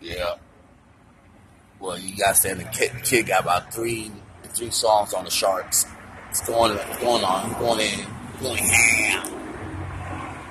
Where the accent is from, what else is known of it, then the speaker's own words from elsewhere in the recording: Miami, Florida, United States; my hometown. Cause at the 305 Miami